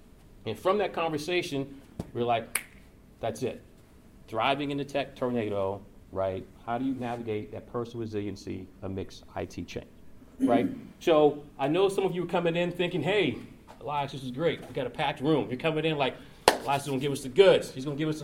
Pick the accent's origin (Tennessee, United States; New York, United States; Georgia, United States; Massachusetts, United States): Georgia, United States; moved away as an adult; also born or lived in Chicago; now in Louisville, United States; I'm originally from Georgia, so I have thin blood, thin skin